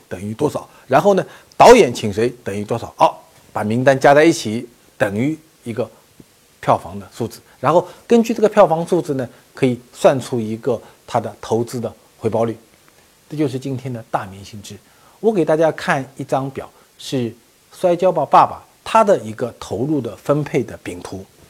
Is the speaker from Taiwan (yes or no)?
no; China; 在我们中国人看来